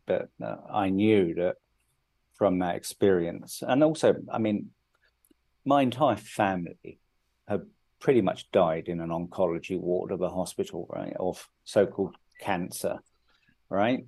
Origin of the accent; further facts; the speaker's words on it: United Kingdom; moved away as an adult; now in India; I grew up in the UK. I'm I'm British